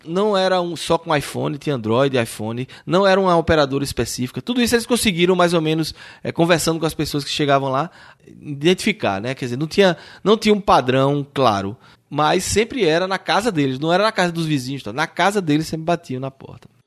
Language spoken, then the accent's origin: Portuguese; Brazil; nós que somos brasileiros